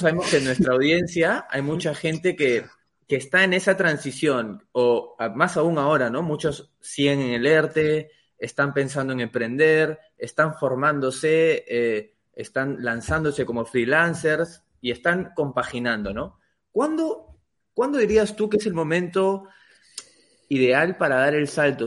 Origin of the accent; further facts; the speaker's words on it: Peru; yo soy de Perú